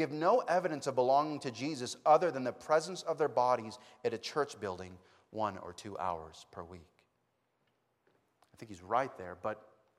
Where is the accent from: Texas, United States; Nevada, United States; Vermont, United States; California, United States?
Texas, United States; you know I'm from Texas, so I'm an American. I'm a Protestant, you know, just because of wherever I'm from.